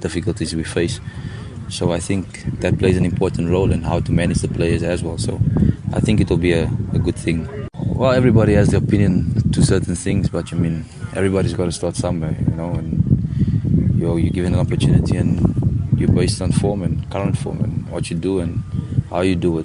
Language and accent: English; South Africa; as South African players